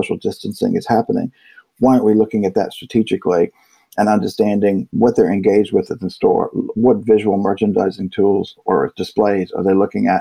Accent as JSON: {"language": "English", "region": "Virginia", "country": "United States", "said": "I'm from Virginia, so my English is terrible."}